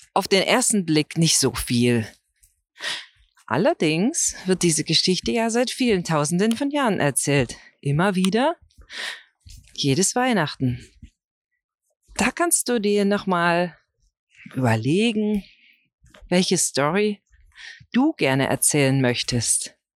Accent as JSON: {"language": "German", "region": "Brandenburg", "country": "Germany", "said": "für mich als Brandenburger"}